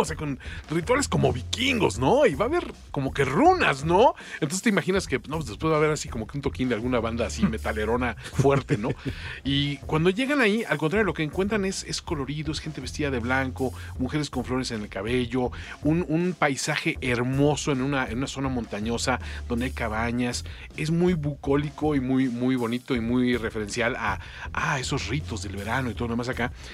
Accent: Mexico; Como mexicano

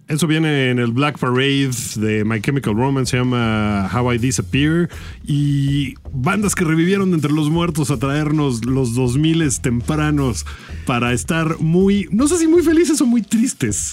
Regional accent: Mexico; uno como mexicano

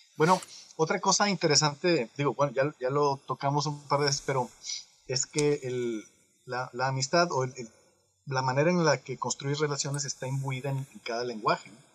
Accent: Monterrey, Nuevo León, Mexico; now in China; yo que soy de Monterrey

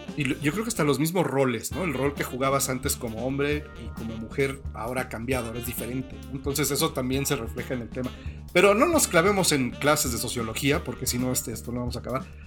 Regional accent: Mexico; nosotros nunca llegamos más lejos de San Antonio en coche desde México

